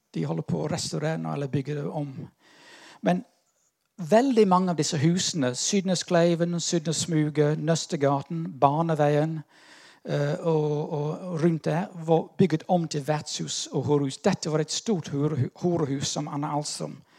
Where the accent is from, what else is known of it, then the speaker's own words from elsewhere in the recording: United Kingdom; now in Norway; jeg er litt sånn ambivalent her, som brite